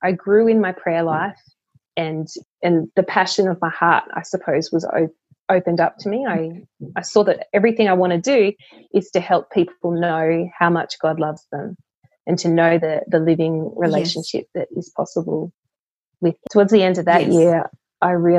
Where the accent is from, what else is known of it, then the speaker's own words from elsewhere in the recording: Australia; also born or lived in Queensland; I grew up in the Canberra Goulburn Diocese